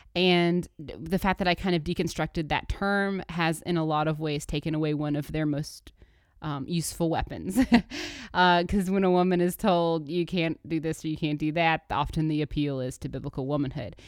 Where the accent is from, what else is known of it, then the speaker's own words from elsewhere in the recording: Birmingham, Alabama, United States; moved away; also born or lived in Dayton, Tennessee; I grew up in Birmingham, Alabama for the first part of my life, and then Dayton, Tennessee, um, as a y, teenager and young adult